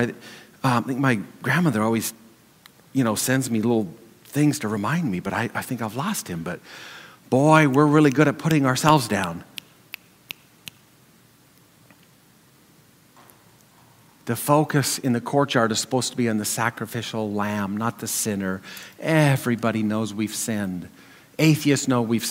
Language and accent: English; Montana, United States; Growing up in Montana, I surrounded by people in the community and in church.